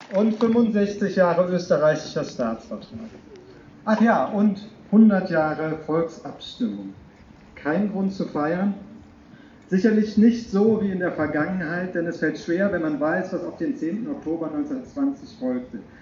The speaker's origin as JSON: {"language": "German", "region": "Rhineland", "country": "Germany", "moved": "yes", "lives_now": "Klagenfurt, Austria", "said": "das freut mich als Rheinländer"}